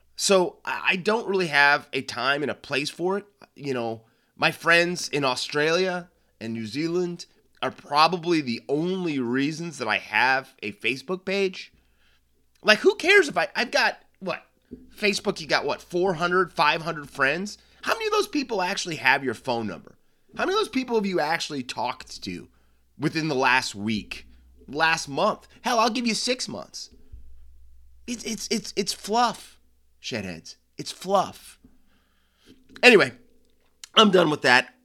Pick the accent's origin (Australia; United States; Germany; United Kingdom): United States; over here in, in the States